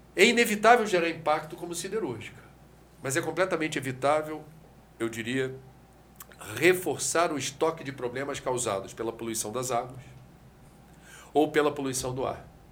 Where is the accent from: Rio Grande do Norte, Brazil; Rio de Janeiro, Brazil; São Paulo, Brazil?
Rio de Janeiro, Brazil; Eu venho do Rio de Janeiro que já teve oito fábricas de sardinha em torno da Baía de Guanabara